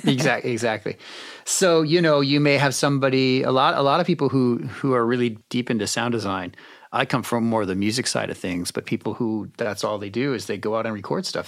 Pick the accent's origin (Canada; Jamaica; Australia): Canada; I'm from Canada